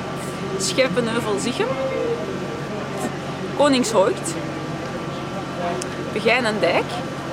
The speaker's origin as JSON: {"language": "English", "country": "Belgium", "said": "I'm from Belgium."}